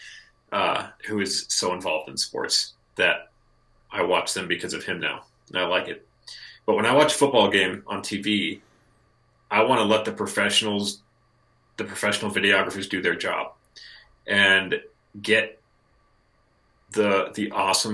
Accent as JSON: {"language": "English", "town": "Lincoln", "region": "Nebraska", "country": "United States", "said": "We're both from Lincoln, Nebraska. I live in Lincoln"}